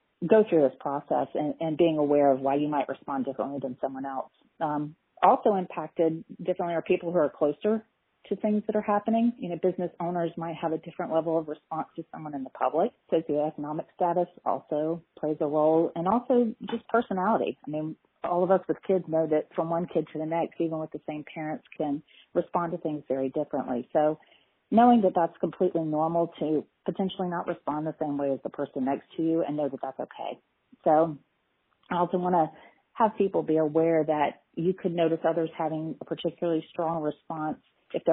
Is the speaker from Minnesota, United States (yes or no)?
no; Tallahassee, Florida, United States; I am actually born and raised in Tallahassee and have a private practice here in town